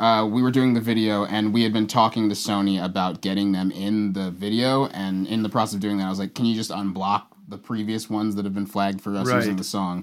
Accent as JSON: {"language": "English", "town": "Dallas", "region": "Texas", "country": "United States", "tie": "born or raised there", "also_born_or_lived": "London", "moved": "as an adult", "lives_now": "Los Angeles, United States", "said": "I grew up in Dallas"}